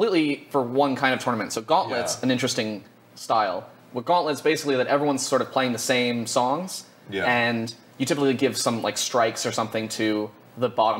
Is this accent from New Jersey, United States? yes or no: yes; New Jersey, United States; I was very lucky growing up on the East Coast, where, in New Jersey specifically